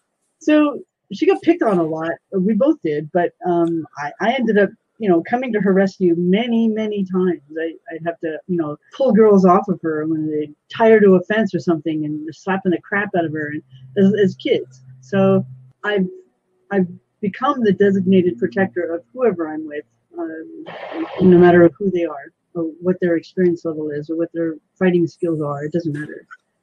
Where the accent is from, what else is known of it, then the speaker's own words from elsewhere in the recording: California, United States; moved away as an adult; also born or lived in Missouri; now in Washington, United States; 6 months later, my family drove to California. And up until August of last year, I've been in California pretty much all my life, and I've been in Washington State now for 1 year.